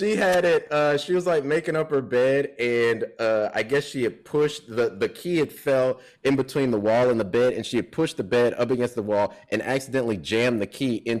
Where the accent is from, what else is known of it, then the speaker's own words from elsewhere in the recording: Chicago, Illinois, United States; also born or lived in South Holland / Memphis; So I was born in Chicago. We moved to South Holland, which is a Chicago suburb, when I was 7. And then, yeah, when I was 10, we moved to Memphis.